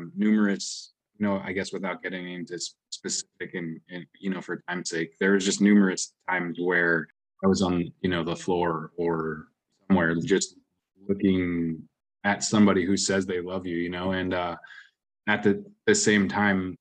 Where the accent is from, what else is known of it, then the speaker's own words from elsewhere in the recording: New England, United States; also born or lived in Washington State; I grew up in New England. I was born in Washington State